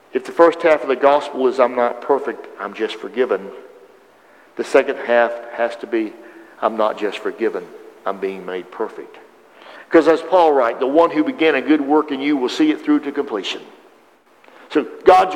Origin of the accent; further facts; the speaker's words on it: the South, United States; I was raised in the South